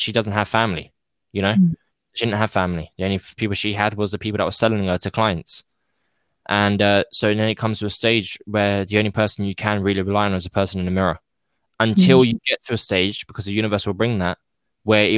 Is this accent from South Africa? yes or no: no; United Kingdom; I'm British